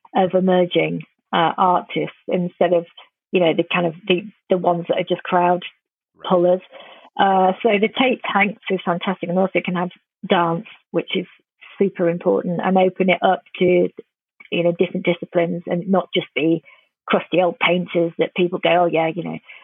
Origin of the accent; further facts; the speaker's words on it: England, United Kingdom; I'm quite ashamed a lot of times being English